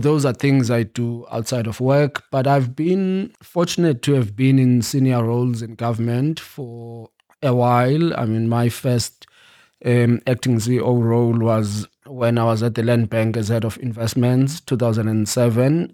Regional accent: Eastern Cape, South Africa; moved away; also born or lived in New York; I grew up in the Eastern Cape

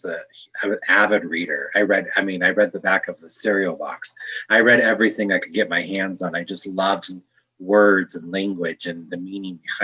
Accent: Northern California, United States; also born or lived in Torrance, California / Chicago; now in Denver, United States; I was born in Torrance, California to working class parents.

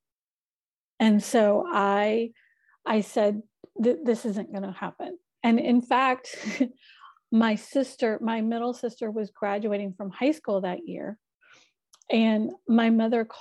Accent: North Carolina, United States; also born or lived in Atlanta, Georgia; now in Sacramento, United States; I am originally from North Carolina. I was living in Atlanta, met my husband, well, now my husband, moved to California. So I now reside in Sacramento, California

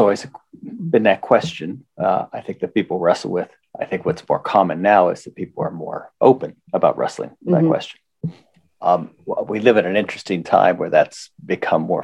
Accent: Forest Hills, Pennsylvania, United States; We grew up in Forest Hills, which people imagine to be a suburb of Pittsburgh, but was actually a suburb of the steel town of East Pittsburgh and of Braddock

